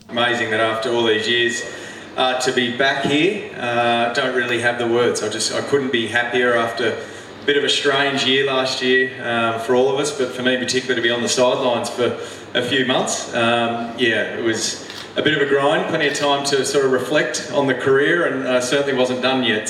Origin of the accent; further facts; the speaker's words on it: Tasmania, Australia; moved away; it's my home state